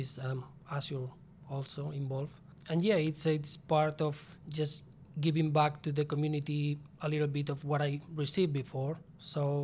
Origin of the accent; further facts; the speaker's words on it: Spain; English is a second language; moved away as an adult; back in my home country, Spain.